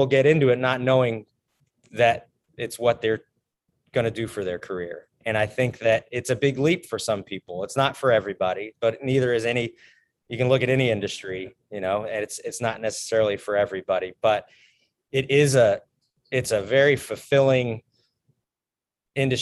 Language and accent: English; Morrison, Colorado, United States; moved away as an adult; also born or lived in Bozeman, Montana; I grew up in Morrison, Colorado